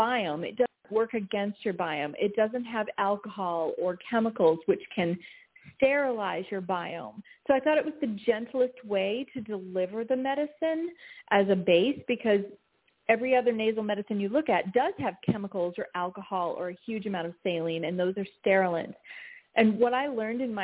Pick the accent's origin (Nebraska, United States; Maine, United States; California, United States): Maine, United States; having been a New Englander, I grew up in Maine in my grandmother's kitchen